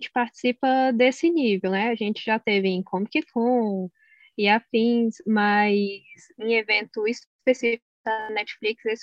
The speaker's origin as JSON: {"language": "Portuguese", "town": "Brasília", "region": "Federal District", "country": "Brazil", "said": "Isso, de Brasília."}